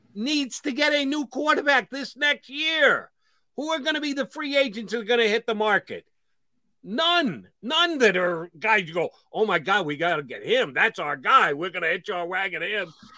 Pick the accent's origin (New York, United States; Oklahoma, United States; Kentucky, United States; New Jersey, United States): New Jersey, United States; Marlton; part of the Marlton Mafia. That's my hometown